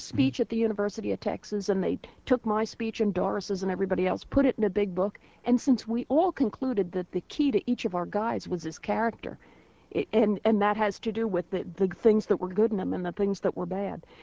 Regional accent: United States; as an American

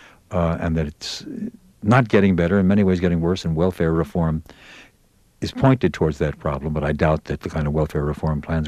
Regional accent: New York, United States; also born or lived in New Hampshire; now in Chicago, United States; I was raised in New York, then in various college towns around the country, 2 years in idyllic upper New Hampshire before coming 30 years ago to Chicago

